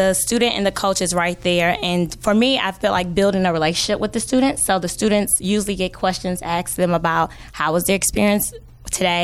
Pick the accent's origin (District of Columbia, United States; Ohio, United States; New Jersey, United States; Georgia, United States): Georgia, United States; Atlanta; I grew up in the West End.